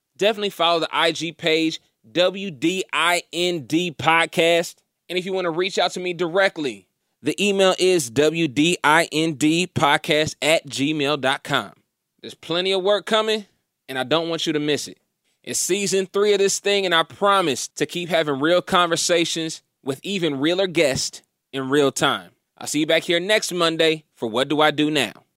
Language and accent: English; Indiana, United States; moved away; also born or lived in Atlanta; we were growing up in Indiana